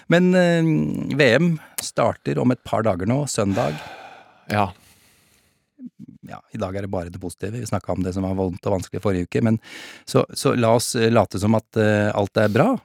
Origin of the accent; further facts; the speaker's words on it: Norway; Fatter'n er i hvert fall engelsk. Jeg er norsk, ja. men fatter'n er engelsk.